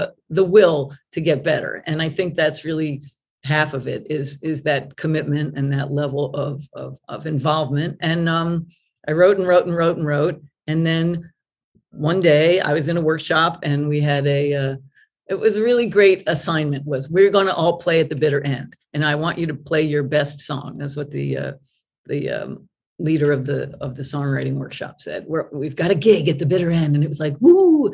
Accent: New York area, United States; now in New York, United States; I was from New York, the area.

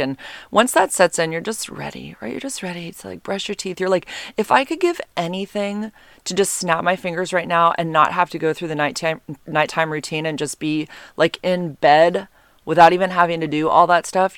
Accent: United States; being an American.

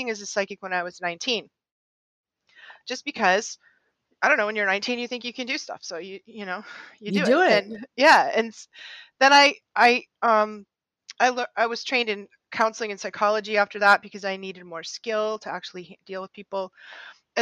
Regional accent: just outside Boston, Massachusetts, United States; I grew up just outside Boston in the 60s, 70s, and 80s.

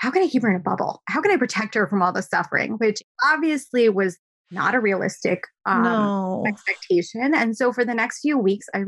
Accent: India; first language Gujarati; English is a second language; also born or lived in New Jersey; now in Manhattan, United States; we all lived in a joint family home. That's very typical for my culture. I'm Indian.

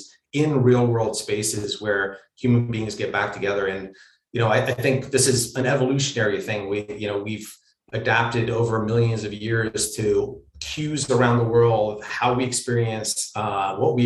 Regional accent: Pennsylvania, United States; moved away as an adult; also born or lived in Romania / California; I grew up in Pennsylvania

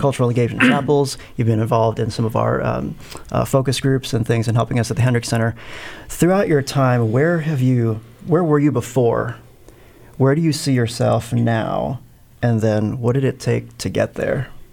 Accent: Philippines; moved away as an adult; also born or lived in Evanston, Illinois / Maryland / Southern California; I was born in Evanston, but I grew up in the Philippines

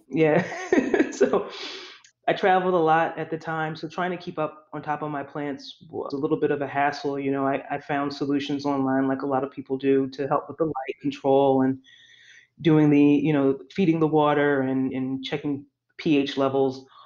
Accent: Philadelphia, Pennsylvania, United States; I grew up in Philadelphia most of my life in South Philadelphia

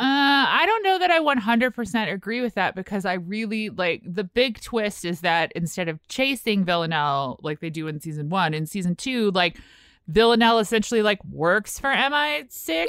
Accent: United States; we're American

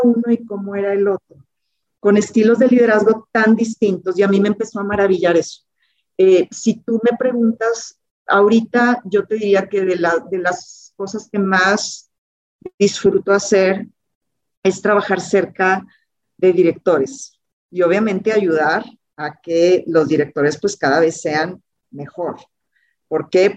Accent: Monterrey, Nuevo León, Mexico; Yo nací en Monterrey, Nuevo León

